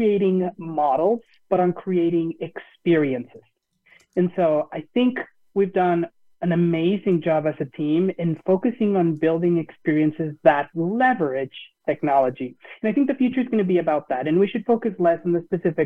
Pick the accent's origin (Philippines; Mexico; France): Mexico; now in Grand Rapids, United States; I am originally from Mexico, but I currently live in Grand Rapids, Michigan